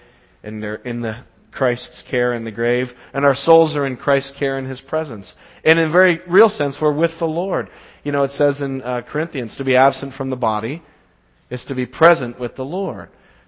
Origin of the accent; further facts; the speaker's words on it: Braintree, Massachusetts, United States; I grew up in Braintree my whole life. And the house I live in Braintree is actually right around the corner from the house I was born in Braintree.